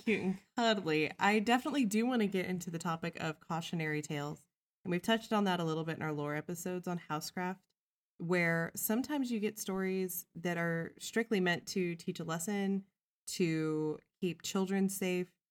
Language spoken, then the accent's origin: English; Midwest, United States; I came from the Midwest